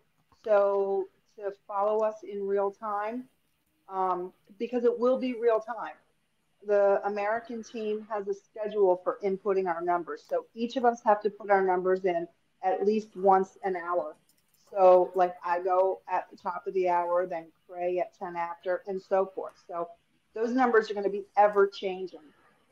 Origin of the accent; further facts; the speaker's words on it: Canada; also born or lived in Philadelphia suburbs; now in Philadelphia, United States; I am Canadian.